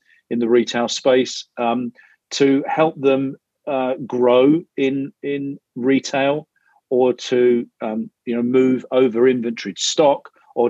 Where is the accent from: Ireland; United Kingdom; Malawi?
United Kingdom; London; moved away as an adult; now in Chicago, United States; I grew up in North London